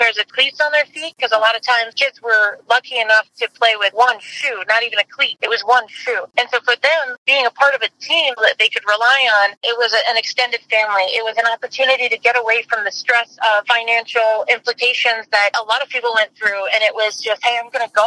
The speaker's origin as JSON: {"language": "English", "country": "Nigeria", "tie": "born or raised there", "moved": "as an adult", "lives_now": "United States", "said": "I grew up in Nigeria, so my first 19 years were in Nigeria"}